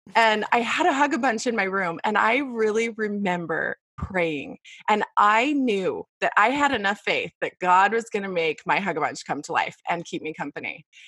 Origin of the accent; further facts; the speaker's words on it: Las Vegas, Nevada, United States; moved away as an adult; now in Queen Creek, United States; I was born and raised in Las Vegas